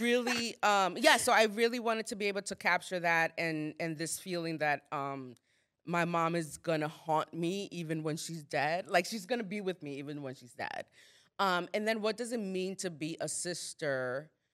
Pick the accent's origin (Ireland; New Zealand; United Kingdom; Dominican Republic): Dominican Republic; moved away; I'm not American, I'm Dominican.